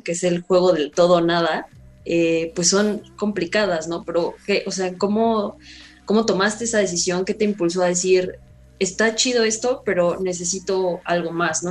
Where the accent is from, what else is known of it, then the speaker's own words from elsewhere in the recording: Mexico; así soy yo, de México para el mundo